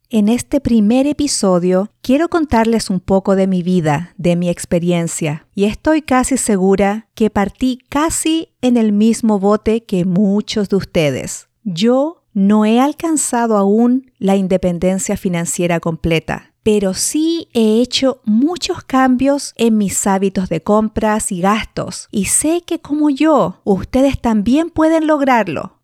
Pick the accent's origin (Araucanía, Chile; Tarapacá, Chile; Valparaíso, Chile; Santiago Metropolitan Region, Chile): Santiago Metropolitan Region, Chile; Santiago; nací y me crié en Santiago de Chile